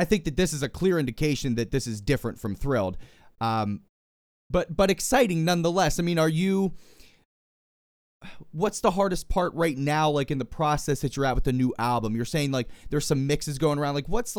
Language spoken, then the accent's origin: English; Pittsburgh, Pennsylvania, United States; born and raised in Pittsburgh.